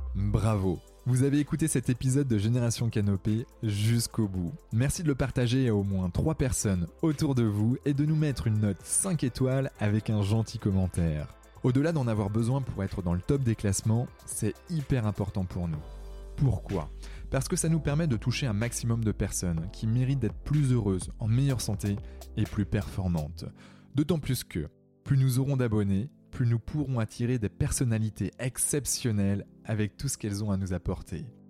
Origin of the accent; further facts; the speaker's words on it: Brittany, France; je suis breton et, étant en breton, je suis assez fier de mes origines